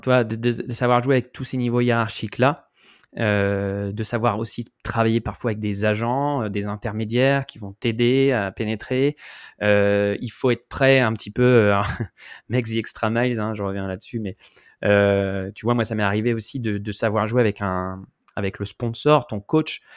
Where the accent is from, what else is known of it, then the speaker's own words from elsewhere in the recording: France; moved away; en tant que Français